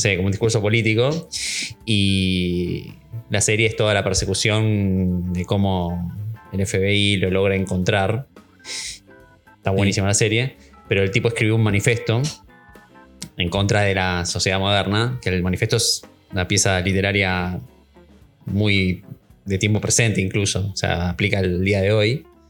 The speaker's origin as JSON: {"language": "Spanish", "country": "Argentina"}